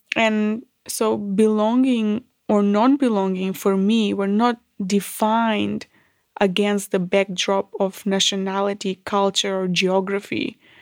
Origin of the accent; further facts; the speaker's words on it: North Macedonia; moved away as an adult; now in Australia; I was born in Yugoslavia. Um, I grew up in Macedonia.